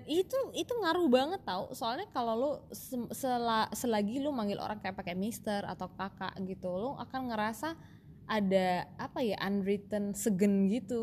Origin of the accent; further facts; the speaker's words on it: Indonesia; kita orang Indo